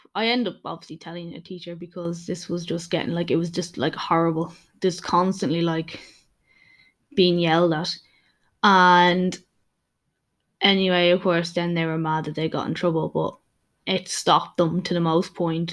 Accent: Dublin, Leinster, Ireland; I am from Dublin, Ireland

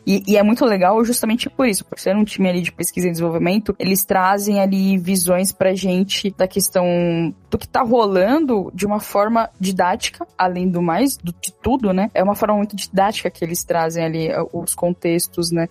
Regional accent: São Paulo, Brazil; eu sou aqui de São Paulo

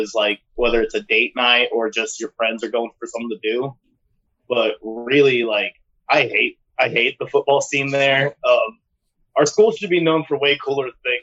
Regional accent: Odessa, Texas, United States; I'm from Odessa, Texas, the like Friday Night Lights town. So it's like real small

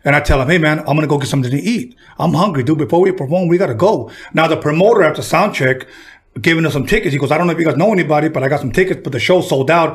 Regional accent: Los Angeles, California, United States; I'm from L.A.

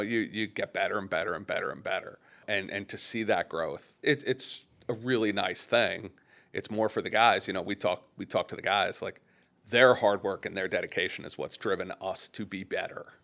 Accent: Long Island, New York, United States; I grew up on Long Island

